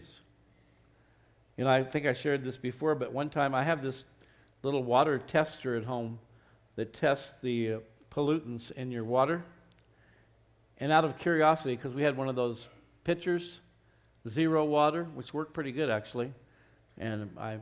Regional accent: Arizona, United States; now in Albuquerque, United States; I grew up in Arizona, another state that doesn't have a lot of water

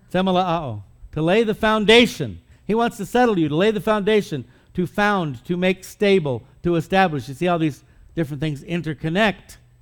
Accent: United States; we as American Christians

